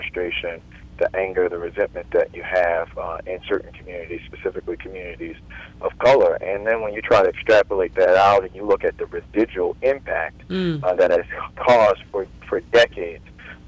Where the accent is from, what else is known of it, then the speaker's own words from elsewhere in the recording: Baltimore, Maryland, United States; being born and raised in Baltimore, you know, product of the city